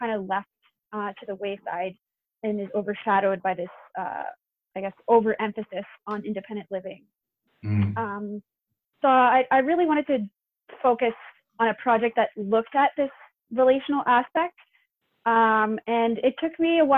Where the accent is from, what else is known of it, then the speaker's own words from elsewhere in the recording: New Brunswick, Canada; moved away as an adult; now in Montreal, Canada; I'm actually from New Brunswick originally, and I'm doing my PhD in Montreal